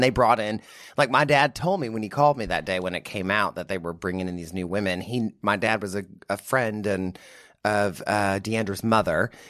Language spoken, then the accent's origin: English; Midland, Texas, United States; also born or lived in Austin, Texas; I'm from Midland, Odessa, Texas